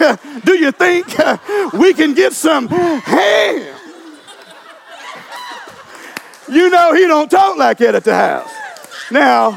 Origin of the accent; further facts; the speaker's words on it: Louisiana, United States; I'm from Louisiana